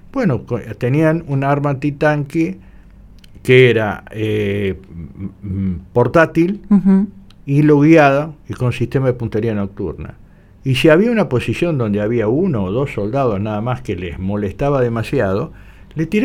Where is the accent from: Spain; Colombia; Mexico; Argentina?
Argentina; como todo argentino siente el orgullo porque ellos están reconociendo el valor de, de, eso.